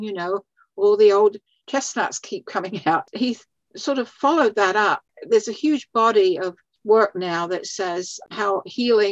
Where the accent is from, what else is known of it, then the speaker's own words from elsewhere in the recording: London, United Kingdom; moved away as an adult; also born or lived in South Dakota / Massachusetts; now in Valrico, United States; I was born in London, in England. And I lived there until I was about 22, actually.